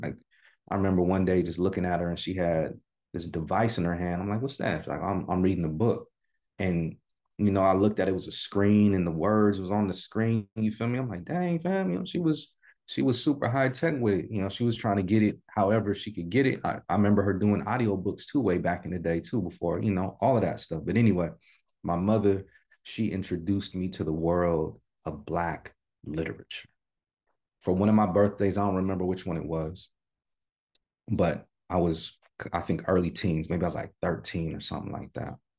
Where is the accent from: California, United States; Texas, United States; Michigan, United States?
California, United States; San Jose; I'm from Cali born and raised California native. I'm from the Bay Area